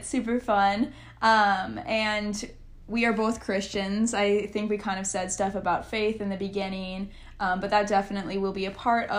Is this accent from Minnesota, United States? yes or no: yes; Minnesota, United States; moved away; I'm actually from Minnesota originally, so that is where I was raised